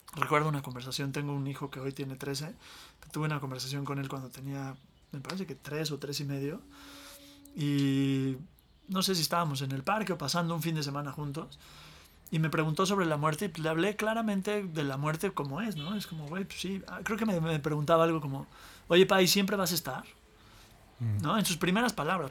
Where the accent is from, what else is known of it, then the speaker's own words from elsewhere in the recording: Mexico City, Mexico; yo crecí en la Ciudad de México